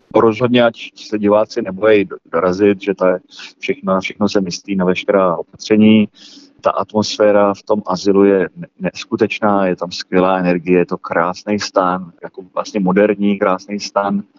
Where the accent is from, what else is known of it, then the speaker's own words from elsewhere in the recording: Malta; moved away as an adult; now in Prague, Czech Republic; já mám mámu Malťanku a tátu Čecha, vyrůstal jsem na Malci, tam jsem se i narodil byl jsem tam do 18 let